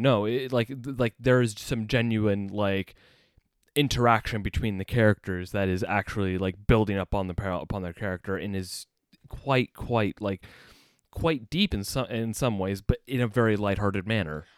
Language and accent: English; United States; moved away as an adult; now in United Kingdom; as an American